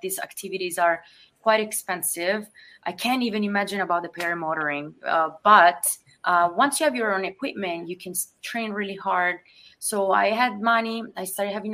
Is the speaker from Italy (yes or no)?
yes; Italy; now in United States; growing up in Italy, I love my native country